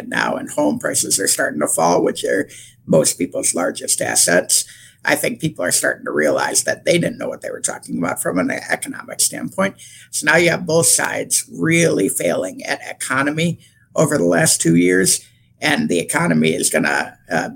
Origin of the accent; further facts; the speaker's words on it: Michigan, United States; I'm from Michigan